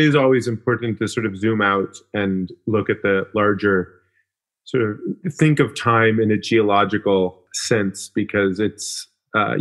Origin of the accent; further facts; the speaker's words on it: Alaska, United States; I grew up in Alaska